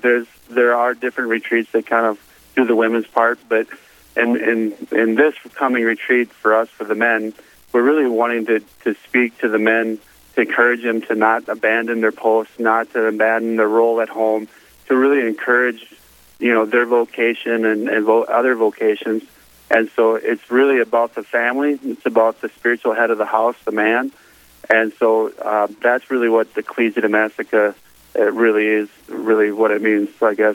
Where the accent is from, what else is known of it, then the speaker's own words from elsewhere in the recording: Elk River, Minnesota, United States; I'm from Elk River, the St. Cloud Diocese.